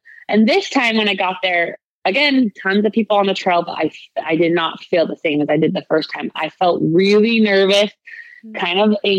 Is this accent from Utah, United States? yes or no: yes; Utah, United States; I'm from Utah